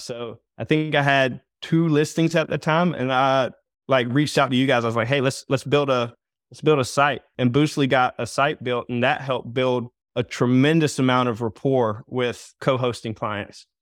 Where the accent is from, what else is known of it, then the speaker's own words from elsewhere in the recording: Myrtle Beach, South Carolina, United States; I'm from Myrtle Beach area.